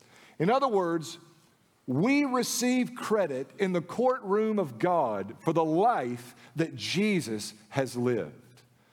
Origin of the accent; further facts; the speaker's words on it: the South, United States; Yeah, but I grew up in the Bible Belt South, Baptist Haven.